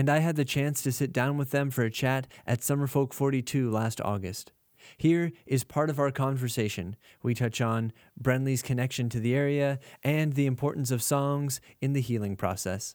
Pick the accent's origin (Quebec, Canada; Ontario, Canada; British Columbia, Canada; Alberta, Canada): Ontario, Canada; Owen Sound; I'm from right here in Owen Sound